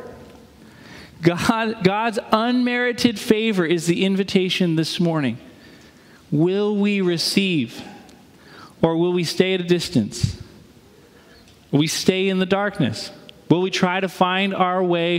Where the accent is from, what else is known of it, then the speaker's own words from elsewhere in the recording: New England, United States; moved away; I grew up in New England